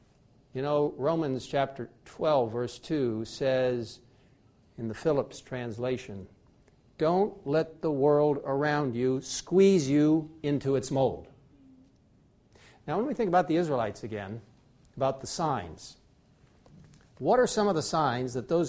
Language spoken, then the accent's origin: English; Egypt; I grew up in Egypt, and I know the importance of the Nile River.